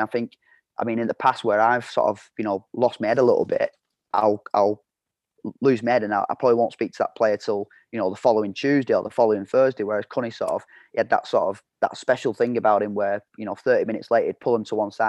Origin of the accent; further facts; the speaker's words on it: United Kingdom; You know, we had a very good staff there, and we're all British lads, but we had our own backgrounds and we had our own beliefs and our own values.